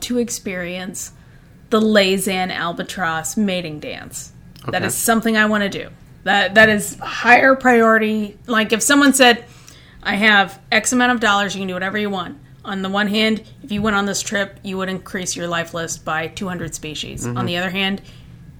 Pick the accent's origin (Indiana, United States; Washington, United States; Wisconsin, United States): Indiana, United States; I grew up in Indiana